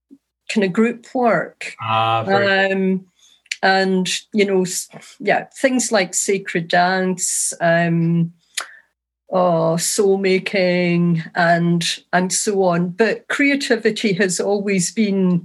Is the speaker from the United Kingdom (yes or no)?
yes; East Kilbride, Scotland, United Kingdom; now in Ireland; I grew up in East Kilbride, which is a new town near Glasgow